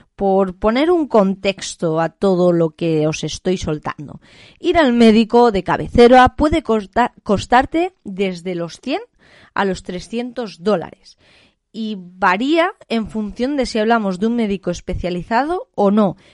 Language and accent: Spanish; Spain; en mi país, es que a día de hoy yo creo que eso en España es impensable